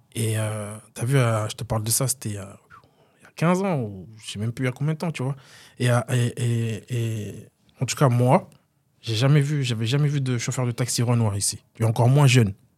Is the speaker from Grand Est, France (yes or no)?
yes; Vandœuvre-lès-Nancy, Grand Est, France; j'ai grandi à Dev